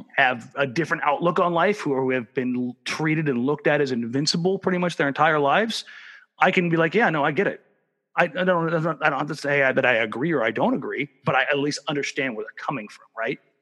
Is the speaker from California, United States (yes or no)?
yes; Southern California, United States; now in Oregon, United States; as much as I live in Oregon, I'm, I'm not technically an Oregonian. I'm from Southern California